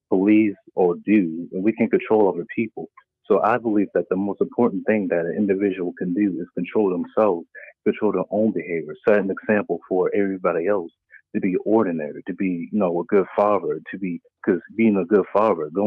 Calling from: Maryland, United States; I'm coming from Maryland.

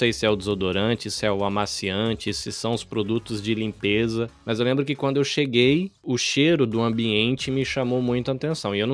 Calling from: Kosai, Shizuoka, Japan; Eu falo da província de Shizuoka, numa cidadezinha pequenininha perto da cidade de Hamamatsu. A cidade se chama Kosai. Tem 60 mil habitantes, é um ovinho.

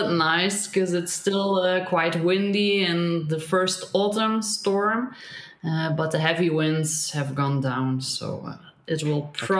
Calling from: Belgium; I'm calling in from Belgium, which is a very populated and very little forested place in the middle of Europe somewhere.

